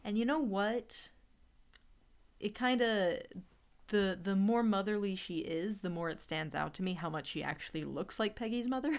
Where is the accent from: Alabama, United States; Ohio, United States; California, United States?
Alabama, United States; I'm from Alabama.